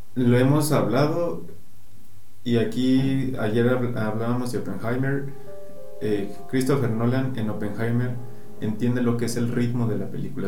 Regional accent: Mexico; como mexicano

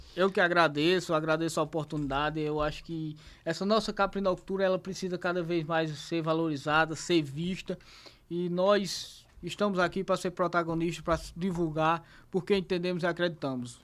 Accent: Zabelê, Paraíba, Brazil; Eu sou de Zabelê, sou filho de Zabelê

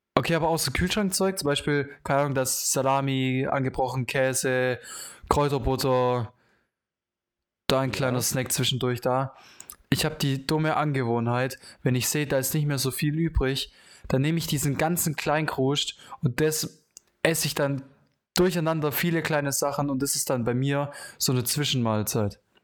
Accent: Germany; als Deutscher

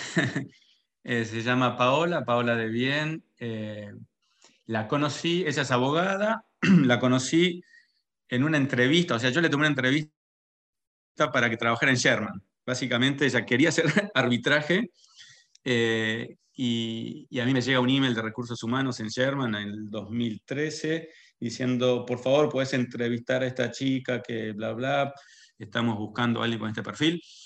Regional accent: Carmen de Areco, Buenos Aires Province, Argentina; moved away as an adult; also born or lived in Toronto / New York; now in Paris, France; yo, de hecho, no soy ni siquiera de Buenos Aires, yo soy de Carmen de Areco, del campo

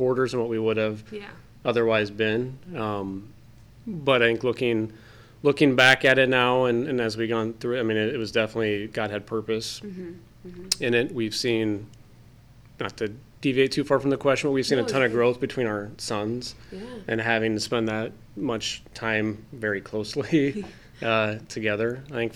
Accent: Iowa, United States; moved away as an adult; also born or lived in Wisconsin; we're both from Iowa

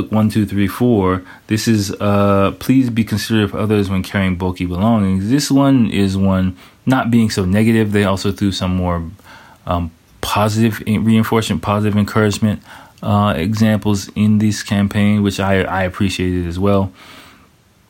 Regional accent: United States; moved away as an adult; now in Japan; growing up in America

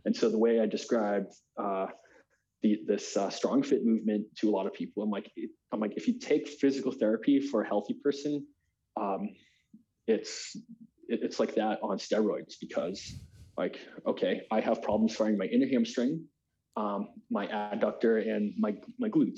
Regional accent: United States; as American

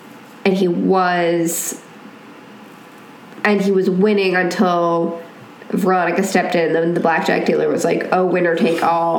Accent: New York, United States; There's actually a place, not in my hometown, but near my hometown, in New York

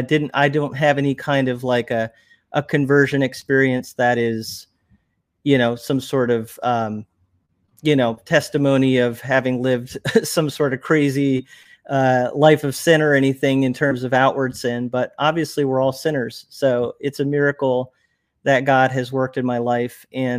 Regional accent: Trenton, New Jersey, United States; born there; And I was born in 1979 in Trenton, New Jersey.

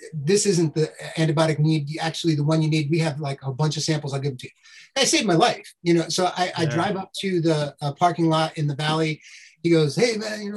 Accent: New York City, New York, United States; also born or lived in Queens; I was born in New York City in 1967, New York Hospital in Manhattan. My family lived in the Bronx

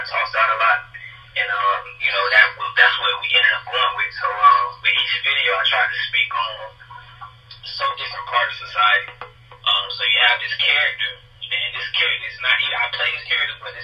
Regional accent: Florida, United States; moved away as an adult; When I was still staying in Florida

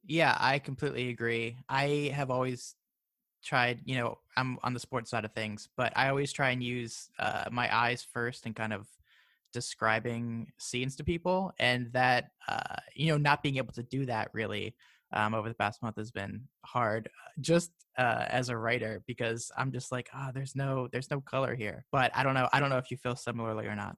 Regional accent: Maryland, United States; now in Florida, United States; I'm from Maryland

